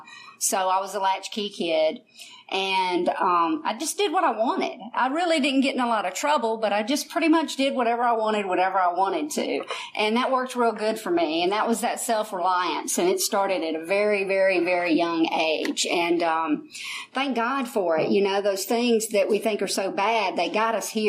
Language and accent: English; United States; I'm from Fayette County originally